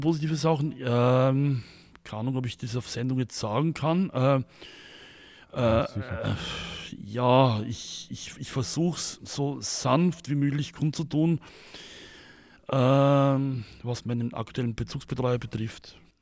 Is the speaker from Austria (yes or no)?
yes; Vienna, Austria; also born or lived in countryside (grandmother's farm), Austria; ab meinem siebten Lebensjahr, Herbst 81, kam ich dann äh, ins Internat und zwar in die Blindenschule im zweiten Bezirk hier, äh, hier nach Wien. Und da habe ich dann 13 Jahre lang in einem Internat gewohnt.